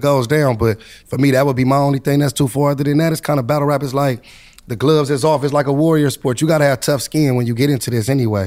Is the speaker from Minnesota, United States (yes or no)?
no; Compton, California, United States; I'm coming from Compton